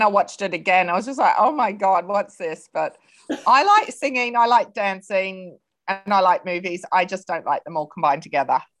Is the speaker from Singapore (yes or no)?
no; Australia; also born or lived in England; now in New Zealand; I'm from Australia, but have lived in England for many years before moving to New Zealand